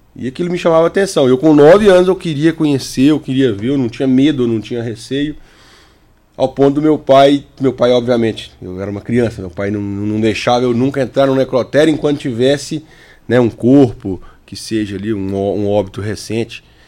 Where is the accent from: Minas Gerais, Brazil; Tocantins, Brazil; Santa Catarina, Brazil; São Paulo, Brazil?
Minas Gerais, Brazil; Capelinha; da cidade onde eu cresci, que é Capelinha, Minas Gerais